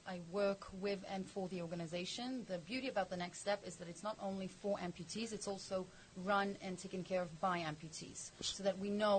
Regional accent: Israel; accent: English; I live in Ramat Gan. I grew up in Israel my whole life.

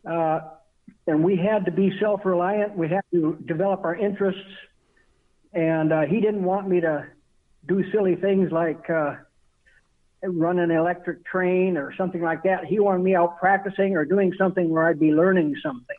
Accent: Iowa, United States; also born or lived in Minneapolis; I was raised in Iowa

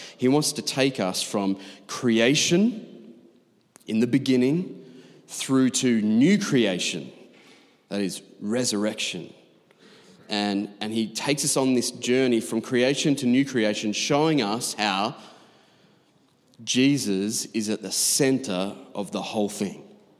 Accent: Doncaster, Yorkshire and the Humber, United Kingdom; We came from Doncaster. It's one thing in Doncaster, right, in leafy green Bible Belt Doncaster to say that you like poetry

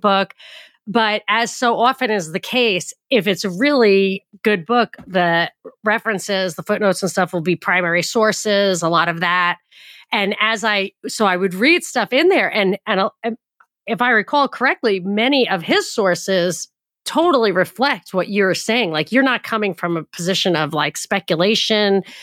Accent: United States; I grew up in a very, like, the most Jewish county in America. It was my home county

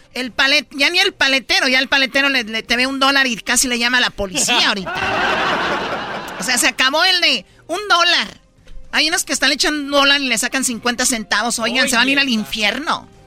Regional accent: Mexico; como mexicano

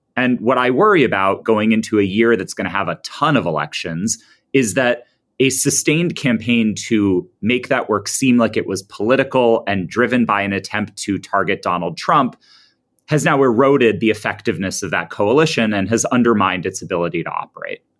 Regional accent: United States; I'm an American. I tend to view these things through a pretty American lens

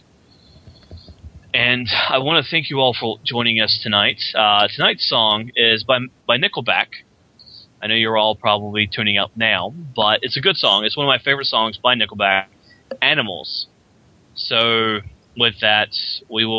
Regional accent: Kinston, United States; moved away; I'm going to Kinston. I'm going home, back to my hometown

